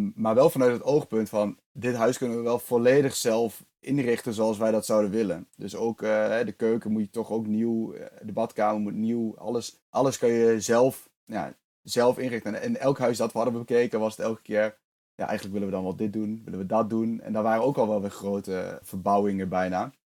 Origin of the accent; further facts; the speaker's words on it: eastern Netherlands, Netherlands; also born or lived in Zwolle; ik kom uit het oosten van Nederland